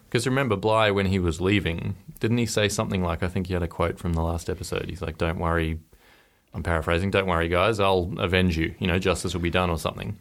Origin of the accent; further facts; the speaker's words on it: Norfolk Island; I grew up on Norfolk Island